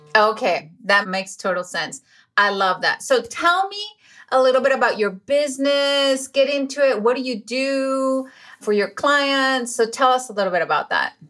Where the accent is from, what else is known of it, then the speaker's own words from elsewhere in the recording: Venezuela; English is a second language; moved away; I was born in Venezuela, so English is my second language